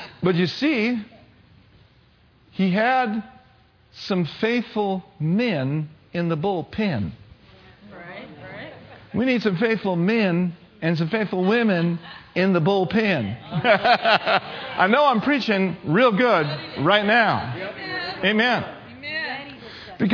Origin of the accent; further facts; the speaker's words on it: United States; I'm an American